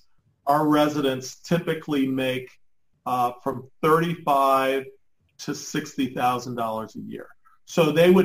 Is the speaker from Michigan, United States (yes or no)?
yes; Detroit, Michigan, United States; I grew up in Detroit